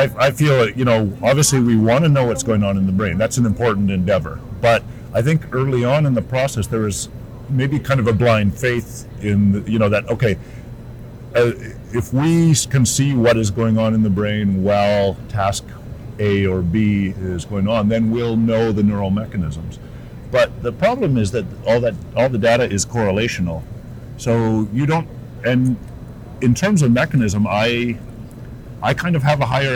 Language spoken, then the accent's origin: English; Canada; also born or lived in United Kingdom; I am Canadian